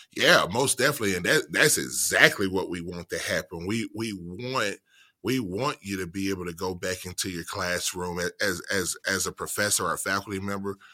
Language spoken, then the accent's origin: English; central Mississippi, United States; moved away as an adult; I was born and raised in central Mississippi.